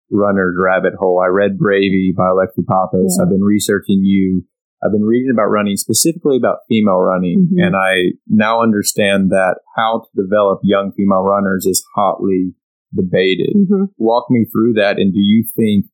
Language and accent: English; Austin, Texas, United States; I'm from Austin, Texas